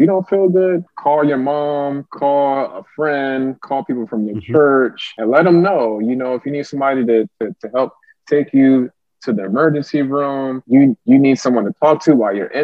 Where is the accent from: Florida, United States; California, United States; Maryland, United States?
Maryland, United States; Clinton; also born or lived in Frankfurt, Germany; I grew up in Prince George's County, Clinton, Maryland